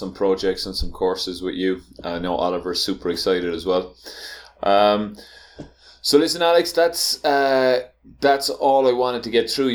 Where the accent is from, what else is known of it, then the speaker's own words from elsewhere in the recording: Ireland; now in Guatemala; I'm Irish